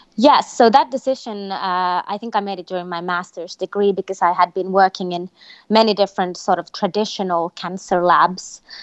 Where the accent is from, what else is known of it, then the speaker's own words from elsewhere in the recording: Finland; moved away as an adult; I was born in Finland, uh, a country in North Europe, but I've also lived, um, throughout my career all over the world